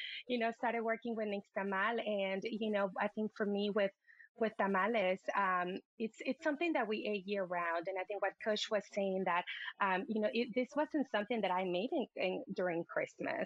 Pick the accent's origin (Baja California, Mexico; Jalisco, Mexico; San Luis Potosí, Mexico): Jalisco, Mexico; Puerto Vallarta; growing up in Puerto Vallarta